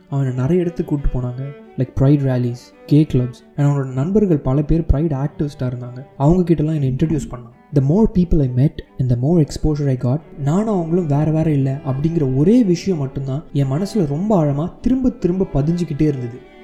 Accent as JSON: {"language": "Tamil", "town": "Chennai", "region": "Tamil Nadu", "country": "India", "tie": "born or raised there", "moved": "as an adult", "lives_now": "Los Angeles, United States", "said": "பிறந்து வளர்ந்ததெல்லாம் சென்னையாக"}